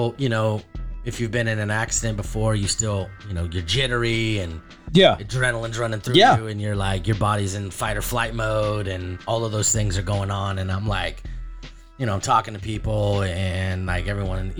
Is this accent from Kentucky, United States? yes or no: no; California, United States; I'm not from here. I'm from California